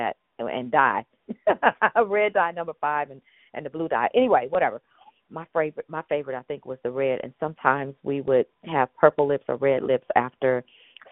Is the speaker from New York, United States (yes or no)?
no; San Francisco, California, United States; I'm a native San Franciscan. And so, again, I grew up in Dog Patch